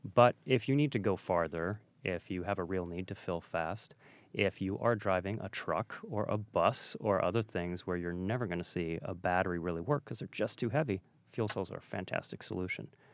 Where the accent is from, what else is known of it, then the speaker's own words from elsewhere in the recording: Detroit, Michigan, United States; I grew up in Detroit